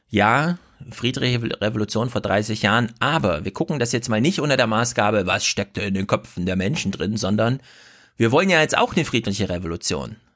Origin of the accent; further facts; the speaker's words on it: East Germany, Germany; ich bin doch ein Ossi und da fand doch eine Wahl statt. Und dann resoniert das irgendwie mit mir, weil ich denke, ja stimmt, ich habe doch auch mal im Osten gelebt.